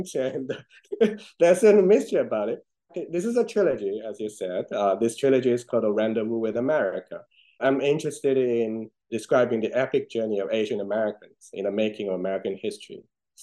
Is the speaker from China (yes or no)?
yes; China; moved away; I grew up in China. I know all those places